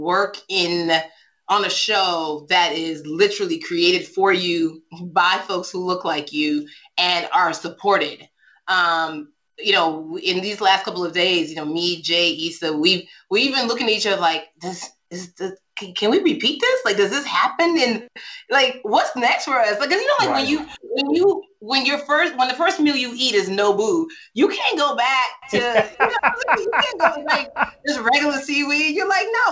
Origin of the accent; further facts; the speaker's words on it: Nigeria; I'm Nigerian.